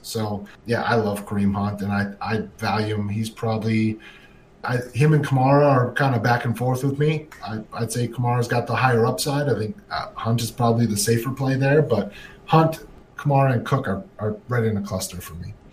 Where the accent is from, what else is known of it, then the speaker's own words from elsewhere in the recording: Minnesota, United States; I grew up in Minnesota